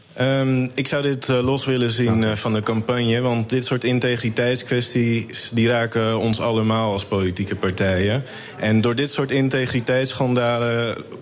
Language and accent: Dutch; Amsterdam, North Holland, Netherlands; now in Almere, Netherlands; Ik ben een geboren Amsterdammer